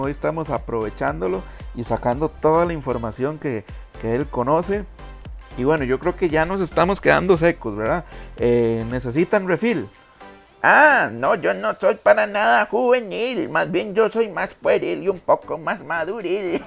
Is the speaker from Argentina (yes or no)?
no; Costa Rica